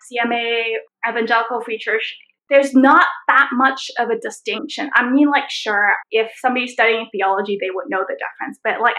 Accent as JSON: {"language": "English", "country": "Canada", "lives_now": "Hong Kong", "said": "It's just like, I'm also a Canadian."}